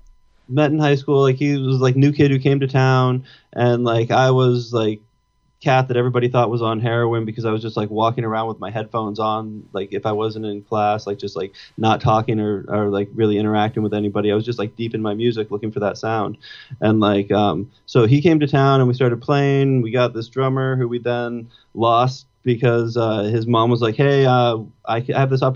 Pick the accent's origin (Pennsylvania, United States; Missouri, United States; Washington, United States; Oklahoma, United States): Washington, United States; Arlington; also born or lived in East Coast, United States; I was born out on the East Coast, and then at five, my mom moved me out to this little town just north of Seattle, and then grew up there